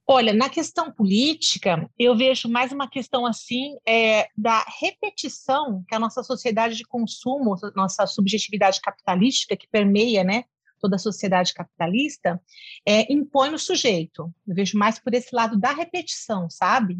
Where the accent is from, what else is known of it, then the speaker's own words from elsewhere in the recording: São Paulo, Brazil; moved away as an adult; now in Cuiabá, Brazil; Eu nasci em São Paulo, capital, é, fiz toda a minha formação né, na capital, em São Paulo, tudo, trabalhava lá